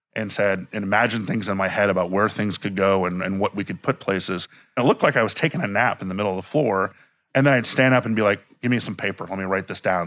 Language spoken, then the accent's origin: English; Miami, Florida, United States; moved away; also born or lived in Washington, D.C.; I grew up in Miami, but I was born in DC